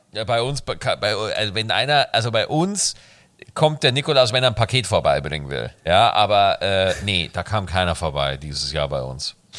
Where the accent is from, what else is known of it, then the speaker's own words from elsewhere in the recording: Bavaria, Germany; bei uns in Bayern